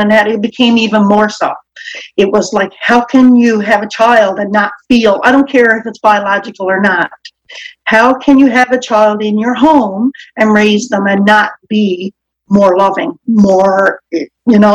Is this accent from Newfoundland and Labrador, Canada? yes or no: yes; Newfoundland and Labrador, Canada; I will soon be 55, and I'm from Newfoundland